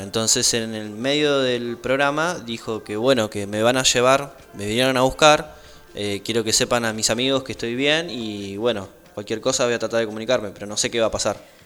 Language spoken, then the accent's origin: Spanish; Argentina; como argentinos